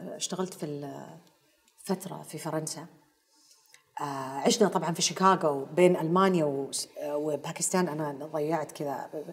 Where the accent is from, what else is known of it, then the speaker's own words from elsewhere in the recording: Taif, Makkah Province, Saudi Arabia; also born or lived in Karachi, Pakistan / Afghanistan / Germany; ظلينا بالطائف لين وصلت الجامعه